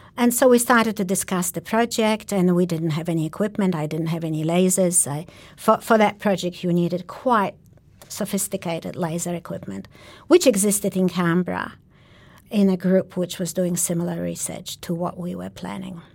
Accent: Sweden; moved away as an adult; also born or lived in Poland; now in Australia; I am a Polish born Jew of Jewish origin, and I spent my very young years in Poland. Then I moved as a political refugee to Sweden

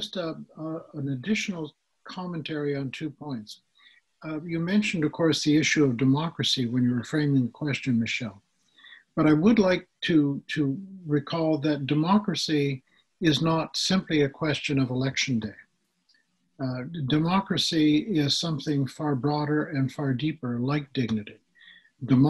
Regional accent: Canada; as a Canadian

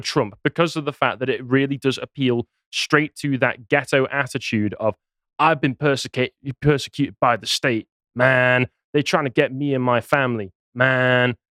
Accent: England, United Kingdom; I'm English

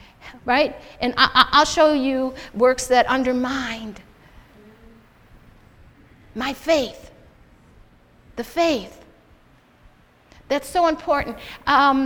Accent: United States; I'm American

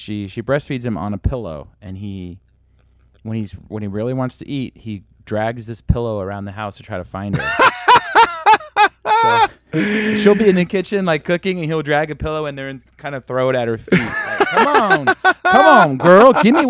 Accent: Sacramento, California, United States; Yeah, and you're playing my hometown.

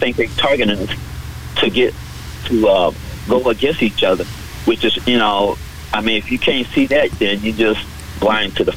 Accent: the South, United States; I live sure in the South area. I was raised in the South area.

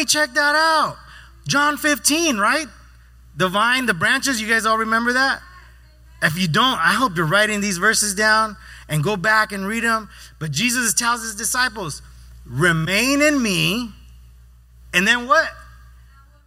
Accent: Yuma, Arizona, United States; moved away; Growing up in Arizona, out there for fun, at least in Yuma

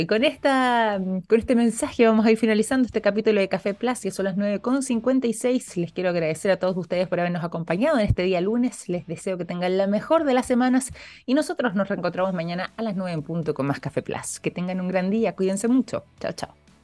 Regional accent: Chile; nosotros también como chilenos

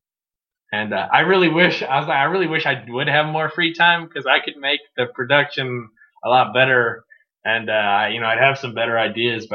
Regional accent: St. Louis, Missouri, United States; also born or lived in Southern Illinois; I grew up a proud St. Louis citizen

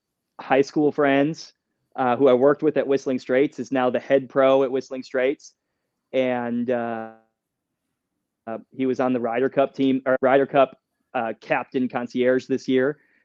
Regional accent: Sheboygan, Wisconsin, United States; moved away as an adult; also born or lived in Kohler, Wisconsin; now in Texas, United States; I'm from the area up there. So I'm from Sheboygan, Wisconsin, about 10 minutes away from Kohler, which is where I grew up. I worked at Whistling Straits before I went to college and before I moved to Texas.

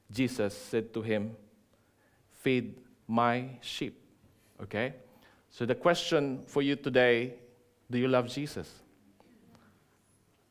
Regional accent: Philippines; moved away as an adult; now in New Zealand; I am no longer a Filipino nor a Kiwi, right? My passport is black, and also in maroon. Okay, so I'm a dual citizen. I'm a Kiwi Pino, full fledged.

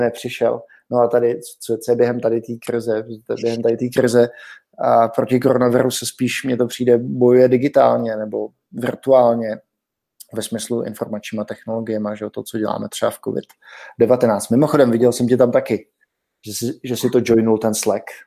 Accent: South Bohemian Region, Czechia; now in Prague, Czech Republic; u nás v Jižních Čechách

